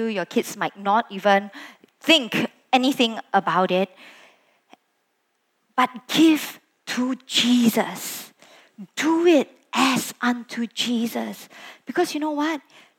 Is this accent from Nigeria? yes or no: no; Sabah, Malaysia; moved away as an adult; also born or lived in Kuala Lumpur, Malaysia; I was from Sabah, I came over to study in KL at that point